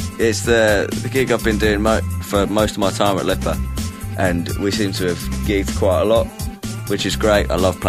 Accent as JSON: {"language": "English", "town": "Chalfont St Peter", "region": "South East England", "country": "United Kingdom", "moved": "as an adult", "lives_now": "Liverpool, United Kingdom", "said": "I'm not from Slough. I'm not from Slough. No, it's a very nice little village called Chalfont St Peter."}